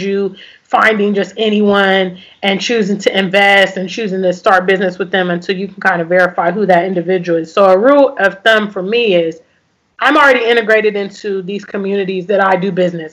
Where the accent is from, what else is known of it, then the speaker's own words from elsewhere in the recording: United States; moved away as an adult; I grew up in America for decades.